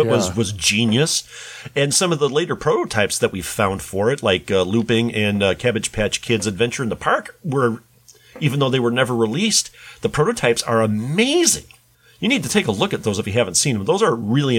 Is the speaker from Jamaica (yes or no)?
no; Puerto Rico; the local mall in my hometown in Puerto Rico